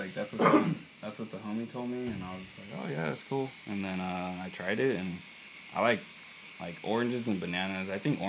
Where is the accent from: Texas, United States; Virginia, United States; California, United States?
California, United States; Buena Park; also born or lived in Placentia; I was born around there, and like, I kind of grew up, like, I remember a little bit of childhood, and then we moved to like the apartments around Buena Park, and then, yeah, I just, like, I grew up there.